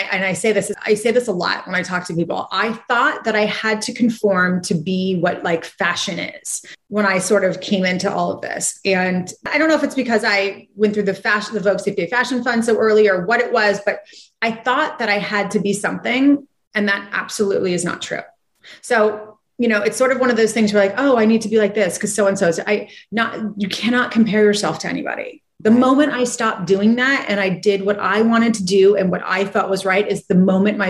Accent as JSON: {"language": "English", "town": "Santa Barbara", "region": "California", "country": "United States", "tie": "born or raised there", "said": "growing up in Santa Barbara, like I always had a business"}